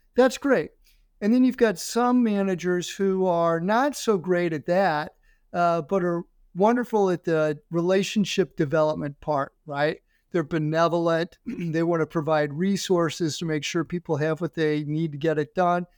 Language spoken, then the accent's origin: English; St. Louis, Missouri, United States; moved away as an adult; also born or lived in Florida / Ohio; I'm from Saint Louis